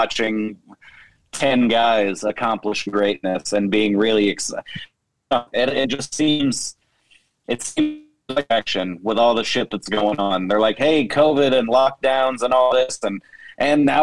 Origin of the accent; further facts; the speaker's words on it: Kansas City, Missouri, United States; I'm from Kansas City, Missouri